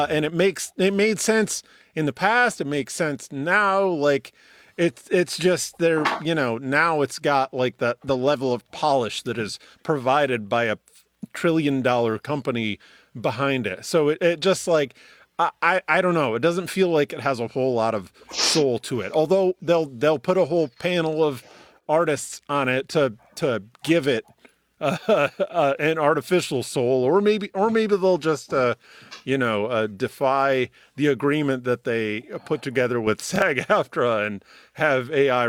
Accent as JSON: {"language": "English", "country": "Canada", "said": "I'm Canadian."}